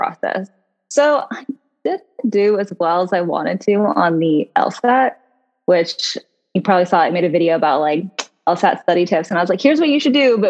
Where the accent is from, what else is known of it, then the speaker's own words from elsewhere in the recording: Orlando, Florida, United States; I'm actually from Florida. I am a Floridian, which I know there's not very many of us, but I grew up in Orlando.